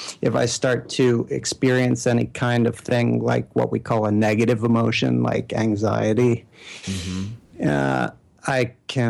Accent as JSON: {"language": "English", "town": "New York City", "region": "New York", "country": "United States", "tie": "born or raised there", "also_born_or_lived": "Bay Area / Sweden / Manhattan", "moved": "yes", "said": "I'm born and raised in Brooklyn, and I'm back"}